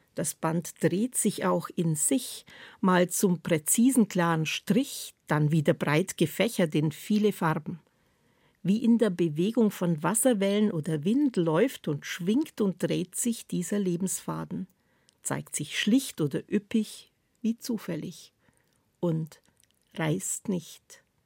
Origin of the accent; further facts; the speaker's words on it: Swabia, Baden-Württemberg, Germany; In meiner Heimat sagt man gern, mit 40 werden die Schwaben gescheit